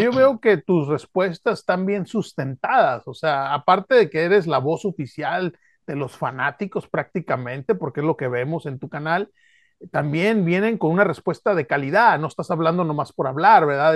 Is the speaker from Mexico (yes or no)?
yes; Mexico; now in Los Angeles, United States; como decimos los mexicanos